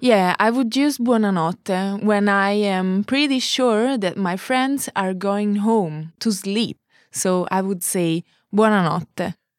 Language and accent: English; Naples, Campania, Italy; moved away; I come from Naples.